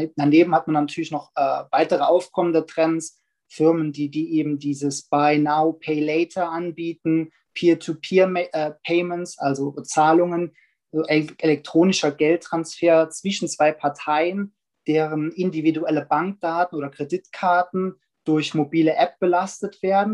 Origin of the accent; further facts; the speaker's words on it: Germany; als Deutsche